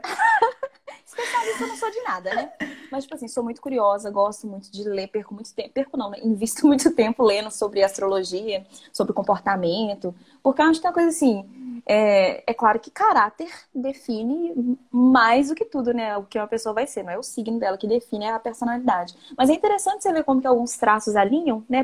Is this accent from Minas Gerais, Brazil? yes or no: yes; Viçosa, Minas Gerais, Brazil; sou de Viçosa, né? Interior de Minas.